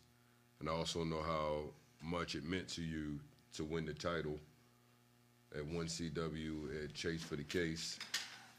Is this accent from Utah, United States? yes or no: no; Eastern Shore, Virginia, United States; Virginia, the Eastern Shore, that's my hometown